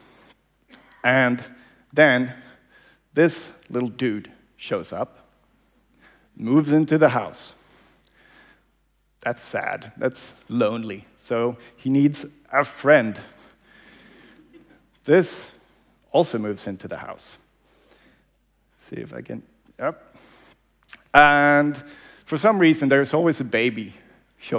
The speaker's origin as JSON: {"language": "English", "town": "Malmö", "region": "Skåne", "country": "Sweden", "tie": "born or raised there", "said": "this is my hometown. So this is where I grew up, Malmö"}